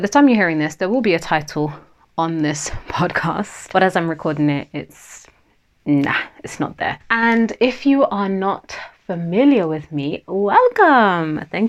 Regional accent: Nigeria; first language Yoruba; English is a second language; And that means wealth surrounds me in my native language of Yoruba, which is one of the three main tribal languages in Nigeria, where my family and I originally hail from.

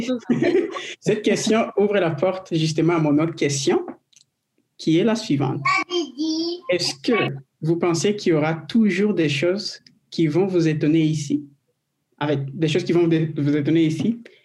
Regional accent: DR Congo; now in Quebec, Canada; je viens de, de la RDC du Congo

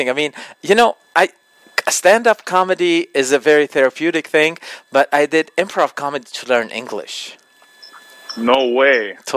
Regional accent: United States; I was born in the states.

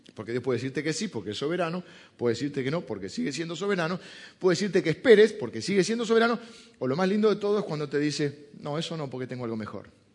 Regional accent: Argentina; argentinos somos italianos que hablan español

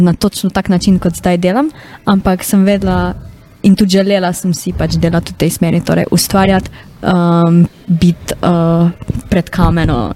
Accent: Carinthia, Koroška, Slovenia; accent: Carinthian (koroščina); bila koroščina pač nek moj insecurity

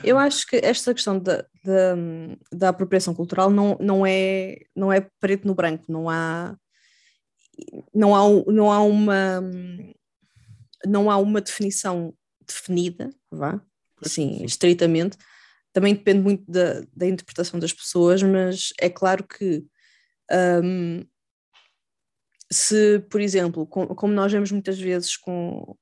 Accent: Portugal; eu sou portuguesa

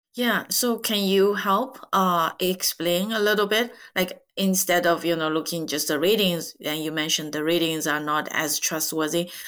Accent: China; English is a second language; majority of Chinese after 1976, myself included, uh, you know, study English uh, starting fifth grade

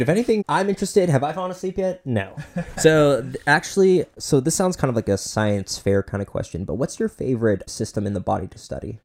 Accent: Boynton Beach, Florida, United States; I'm from Boynton Beach, so you know we're South Florida boys

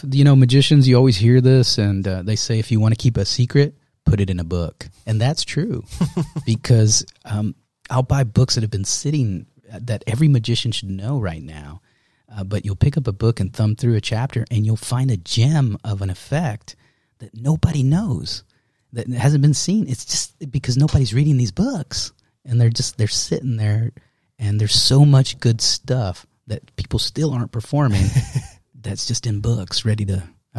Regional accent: Dallas, Texas, United States; I grew up in Oak Cliff.

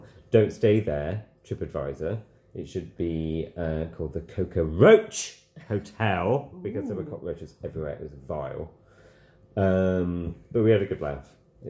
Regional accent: Sheffield, Yorkshire and the Humber, United Kingdom; I'm from Sheffield

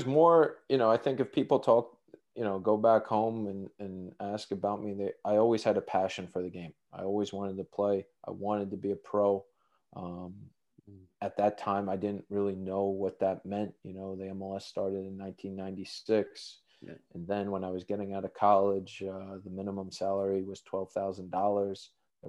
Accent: Cherry Hill, New Jersey, United States; moved away as an adult; also born or lived in New York City; now in Sweden; I grew up in South Jersey, Cherry Hill, New Jersey

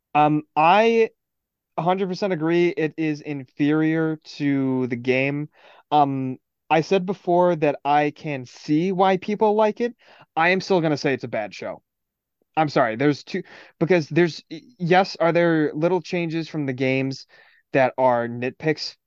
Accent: Midwest, United States; we're from the Midwest

